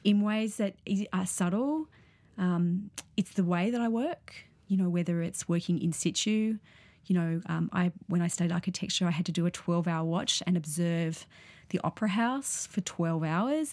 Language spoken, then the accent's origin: English; Sydney, New South Wales, Australia; I grew up in Sydney.